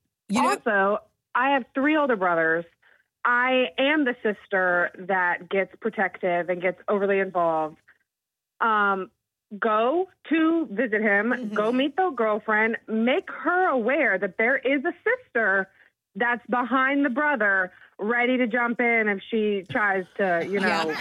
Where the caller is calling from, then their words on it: Moncks Corner, South Carolina, United States; …, and I'm from Monk's Corner.